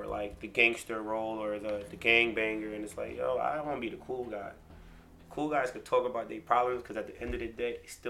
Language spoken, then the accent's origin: English; Newburgh, New York, United States; Born and raised in Newburgh.